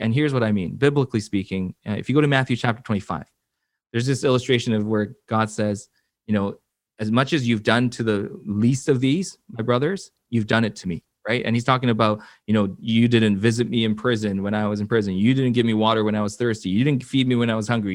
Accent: Vancouver, British Columbia, Canada; also born or lived in Seoul, South Korea / Florida / Atlanta, Georgia; I was born in Seoul, South Korea. I, uh, my family immigrated here to Vancouver when I was about six or seven

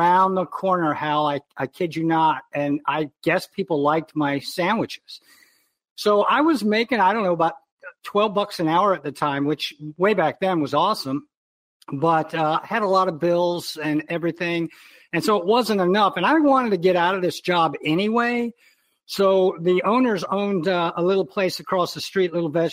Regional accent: Iowa, United States; moved away as an adult; also born or lived in Baltimore; We never had one in my home growing up in Iowa

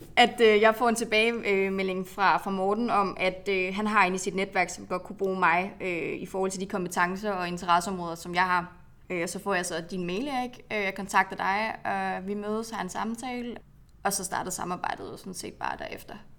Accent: Aalborg, North Denmark Region, Denmark; moved away; Jeg kommer fra Aalborg.

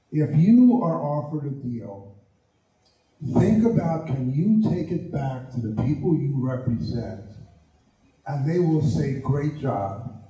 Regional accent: Hattiesburg, Mississippi, United States; I come from Hattiesburg, Mississippi, and that's where I want to be seated.

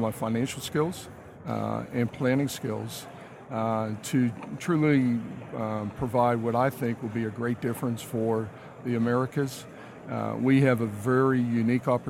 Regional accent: Pittsburgh, Pennsylvania, United States; moved away as an adult; now in Houston, United States; I grew up in Pittsburgh, Pennsylvania, 1980. I arrived in Houston

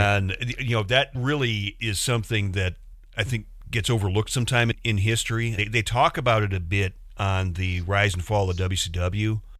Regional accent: Chicago, Illinois, United States; I'm from the Chicago area

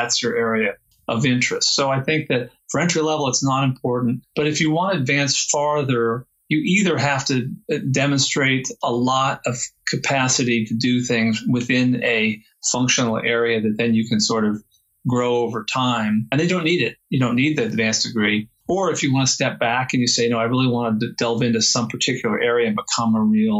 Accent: San Francisco Bay Area, California, United States; I'm from the San Francisco Bay Area

